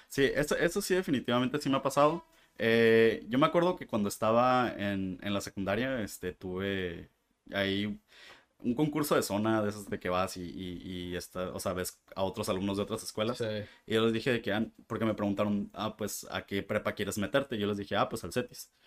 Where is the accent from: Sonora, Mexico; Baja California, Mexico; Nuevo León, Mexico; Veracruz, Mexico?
Baja California, Mexico; Mexicali; moved away as an adult; now in Tijuana, Mexico; soy de Mexicali